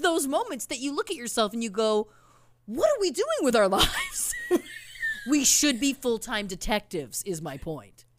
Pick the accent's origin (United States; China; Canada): Canada; we're Canadian.